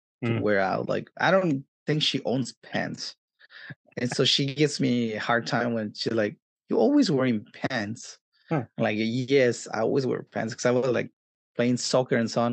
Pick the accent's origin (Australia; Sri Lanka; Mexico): Mexico; Mexico City; now in Los Angeles, United States; I grew up in Mexico City, and then I moved into different places here and there around the area